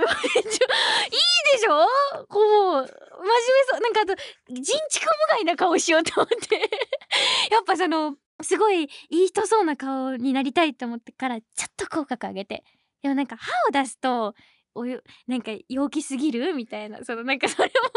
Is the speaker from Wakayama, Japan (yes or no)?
yes; Wakayama, Japan; 出身地は、みーたんと一緒の和歌山県